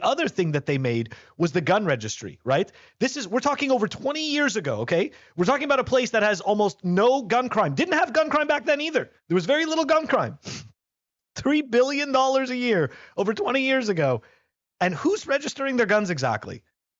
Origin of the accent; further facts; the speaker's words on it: Montreal, Quebec, Canada; I mean, as you know, Ben, I'm originally from Montreal, so, you know, fellow Canadian.